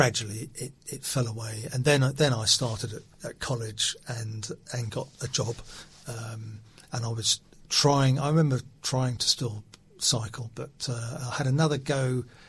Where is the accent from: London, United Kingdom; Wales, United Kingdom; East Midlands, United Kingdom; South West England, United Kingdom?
London, United Kingdom; Hamsey Green; also born or lived in Old Coulsdon; I was born in Old Calls, then went to Toldine Primary first of all. Then we family moved to Hemsey Green. I went to school in Hemsey Green. Then secondary school was Riddlesdown